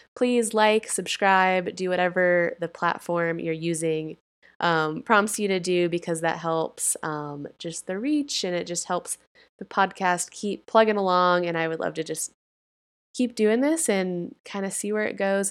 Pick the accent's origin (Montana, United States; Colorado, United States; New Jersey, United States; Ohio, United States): Colorado, United States; my home state of Colorado